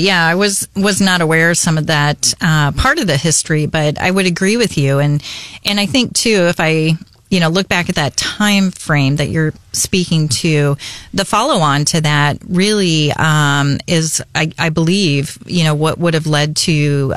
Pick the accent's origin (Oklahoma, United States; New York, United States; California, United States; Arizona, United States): Arizona, United States; moved away as an adult; also born or lived in Flagstaff, Arizona; now in Columbia, United States; born and raised in arizona went to school in flagstaff arizona at nau